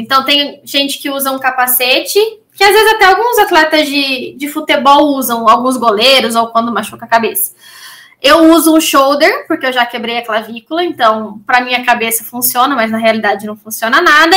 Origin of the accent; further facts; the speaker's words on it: Maringá, Paraná, Brazil; natural de Maringá, Paraná